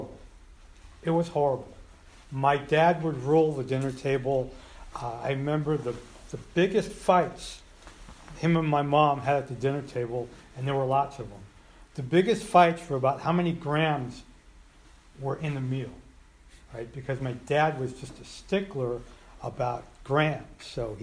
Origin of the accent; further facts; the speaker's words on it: Colma, California, United States; also born or lived in Santa Cruz; I grew up in Colma